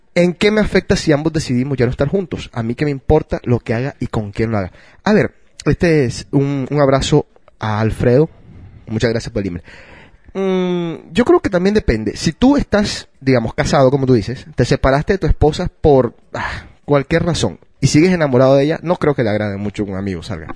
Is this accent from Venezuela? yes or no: no; Colombia; Yo soy de Colombia